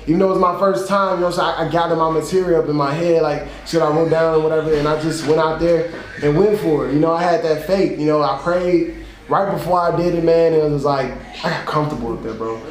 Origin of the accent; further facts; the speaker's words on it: Chicago, Illinois, United States; I'm from Chicago, Illinois, South Side, man. Born and raised